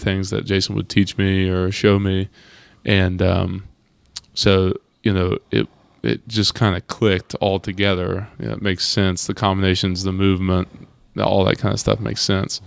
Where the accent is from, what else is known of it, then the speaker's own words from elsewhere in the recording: Germantown, Ohio, United States; moved away as an adult; also born or lived in Columbus, Ohio; I'm originally from Germantown